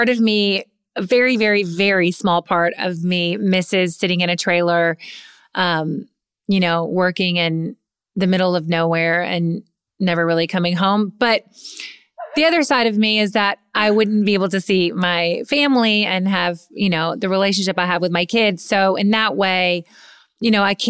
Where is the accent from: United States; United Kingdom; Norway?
United States; Kentucky; moved away; I'm from Kentucky